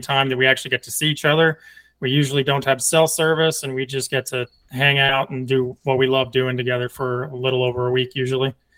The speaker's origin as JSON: {"language": "English", "region": "Northeast", "country": "United States", "moved": "yes", "lives_now": "Texas, United States", "said": "I'm from the Northeast"}